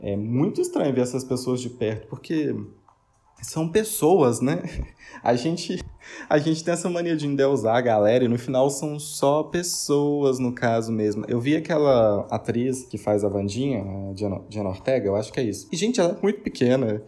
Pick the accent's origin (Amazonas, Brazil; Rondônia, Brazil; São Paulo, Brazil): São Paulo, Brazil; Ribeirão Preto; now in Minas Gerais, Brazil; apesar de ser de São Paulo, eu sou de Ribeirão Preto